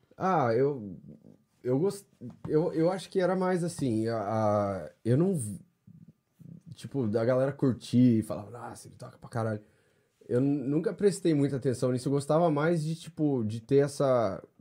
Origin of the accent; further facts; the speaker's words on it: Londrina, Paraná, Brazil; moved away as an adult; also born or lived in São Paulo, Brazil; now in United States; sou de Londrina, norte do Paraná